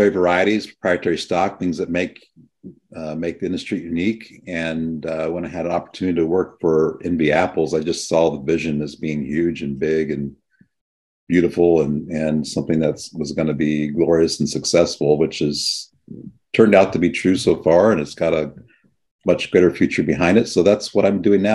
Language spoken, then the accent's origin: English; San Joaquin Valley, California, United States; now in Monterey Bay, United States; I grew up in the San Joaquin Valley